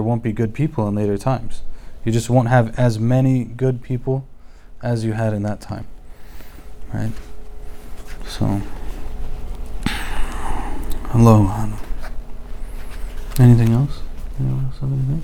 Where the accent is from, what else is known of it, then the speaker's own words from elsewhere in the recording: United States; also born or lived in Egypt; born and raised in America